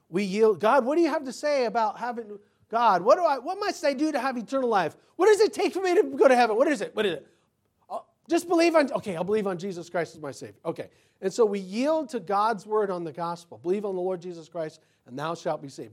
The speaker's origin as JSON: {"language": "English", "country": "United States", "said": "me as an American"}